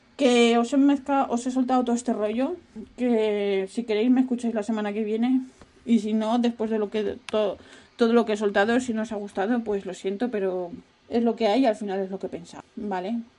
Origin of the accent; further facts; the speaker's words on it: Asturias, Spain; yo soy de una región que fue la única que no estuvo conquistada por los árabes. ¿Por qué? Porque estábamos como, como los de Asteris, hay una esquinita, estábamos parapetados por, por los picos de Europa